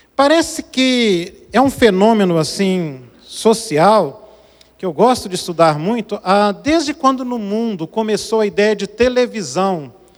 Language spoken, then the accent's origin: Portuguese; Brazil; Eu nasci no Brasil, mas meu coração é africano.